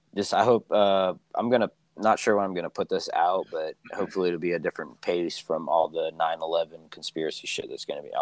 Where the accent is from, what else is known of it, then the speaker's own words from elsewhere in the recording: Philippines; it's where I'm from. But you know, the Philippines